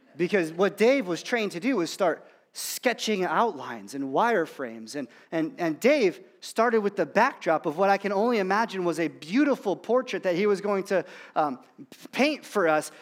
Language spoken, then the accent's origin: English; Illinois, United States; I'm from Illinois